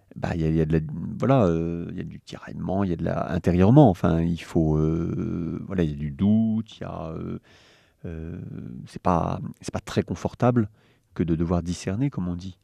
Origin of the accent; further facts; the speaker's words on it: Le Mans, Pays de la Loire, France; also born or lived in Paris; j'ai grandi en Sarthe quand même, pour l'essentiel